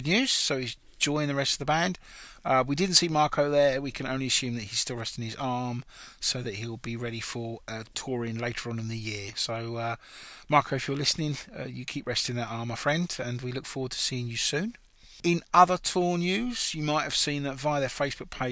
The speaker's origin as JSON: {"language": "English", "region": "England", "country": "United Kingdom", "said": "we are English"}